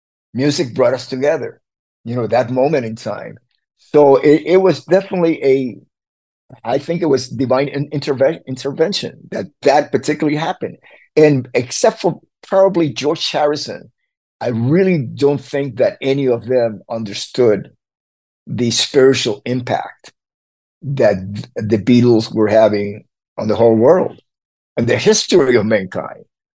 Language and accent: English; Havana, Cuba; When I was growing up in Havana, it was all mixed. Everybody lived together. We're all Cubans.